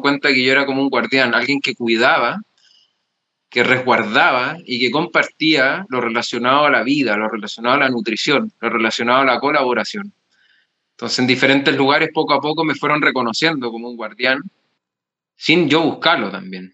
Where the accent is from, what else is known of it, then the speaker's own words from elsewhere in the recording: Chile; now in Spain; Yo soy de Chile, pero llevo cinco años y medio en España